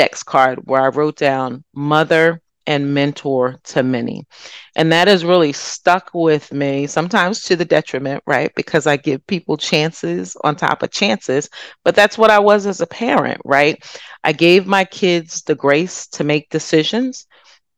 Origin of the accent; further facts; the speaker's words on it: Freehold, New Jersey, United States; I grew up in Freehold, New Jersey